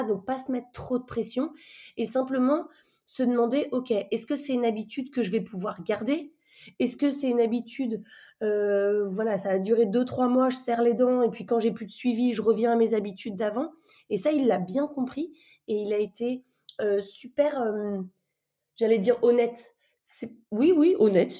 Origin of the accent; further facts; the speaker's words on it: France; on est français